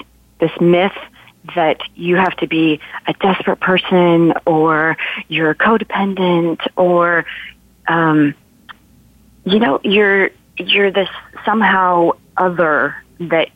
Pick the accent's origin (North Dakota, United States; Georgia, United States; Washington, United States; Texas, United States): Washington, United States; Seattle; moved away as an adult; now in Nashville, United States; I picked up and moved from my hometown of Seattle to Nashville to pursue my dream of becoming a singer-songwriter. I did that in 2011